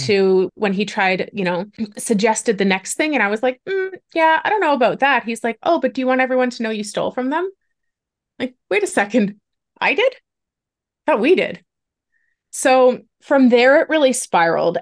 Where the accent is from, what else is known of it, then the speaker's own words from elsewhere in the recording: Ontario, Canada; I'm Canadian. I was born and raised in Ontario.